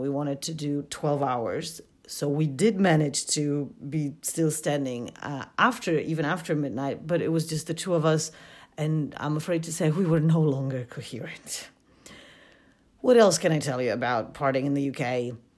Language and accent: English; Poland; moved away as an adult; also born or lived in United Kingdom; I come from Poland